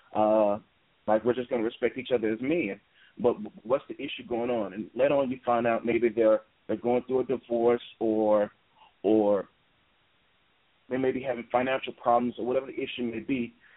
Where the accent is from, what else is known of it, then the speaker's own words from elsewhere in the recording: Memphis, Tennessee, United States; also born or lived in Minneapolis, Minnesota; I was born and raised in Memphis